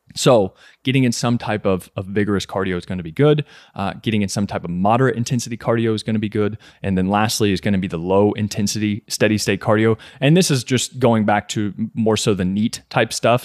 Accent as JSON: {"language": "English", "region": "Kentucky", "country": "United States", "tie": "born or raised there", "also_born_or_lived": "New York", "said": "I was born and raised in Kentucky"}